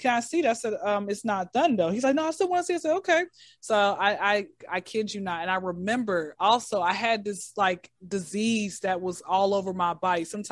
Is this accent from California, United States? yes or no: no; Atlanta, Georgia, United States; I'm in Atlanta, born and raised in Atlanta.